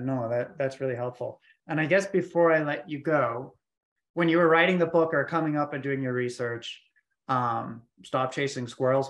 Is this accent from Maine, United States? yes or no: yes; Maine, United States; moved away as an adult; now in Atlanta, United States; I'm from Maine